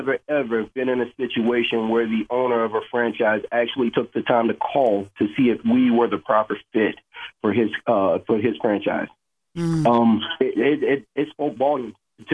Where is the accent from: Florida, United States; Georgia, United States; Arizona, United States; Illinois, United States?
Georgia, United States; moved away as an adult; also born or lived in South Dakota; now in Rapid City, United States; I'm originally from Georgia, and I actually came to South Dakota on a football scholarship